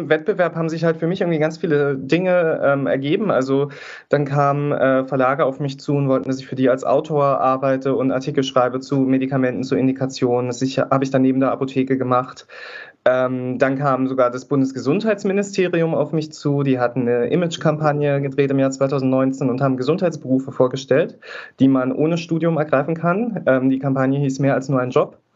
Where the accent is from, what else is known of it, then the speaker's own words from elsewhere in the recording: East Germany, Germany; Ich komme halt auch aus Ostdeutschland. Ähm, das hört man manchmal auch ein bisschen, vor allem heute, wo ich so ein bisschen verschnupft bin, kann man es vielleicht auch ein bisschen hören.